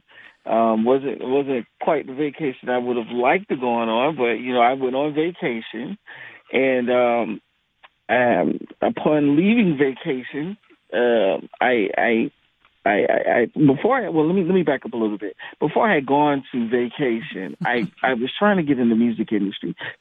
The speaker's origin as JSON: {"language": "English", "town": "Waynesboro", "region": "Georgia", "country": "United States", "tie": "born or raised there", "also_born_or_lived": "Boston, Massachusetts", "said": "I'm from a small town. Well, I was born in Boston, and then I moved down south to a small town called Waynesboro, Georgia"}